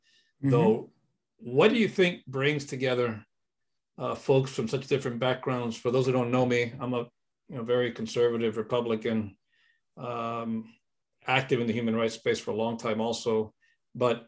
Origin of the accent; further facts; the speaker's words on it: Miami, Florida, United States; I was in Miami, growing up in Miami